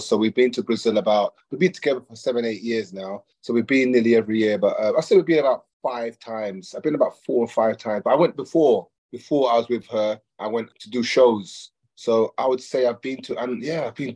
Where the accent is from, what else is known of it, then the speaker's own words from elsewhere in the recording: London, United Kingdom; I'm born in London, in the UK, in London, in a place called Harlesden, in 1971